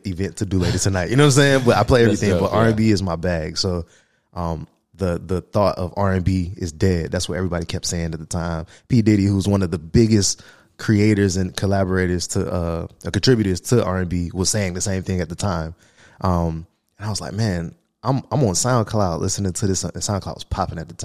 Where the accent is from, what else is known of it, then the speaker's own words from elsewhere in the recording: Jacksonville, Florida, United States; also born or lived in Colorado Springs; I'm from Jacksonville